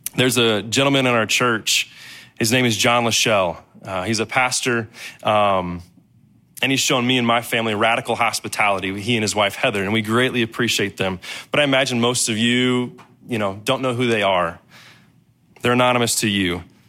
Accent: Danville, Illinois, United States; I was from Danville, Illinois

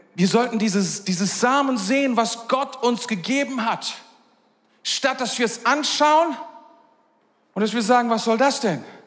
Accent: Germany; wir sind Deutsche.

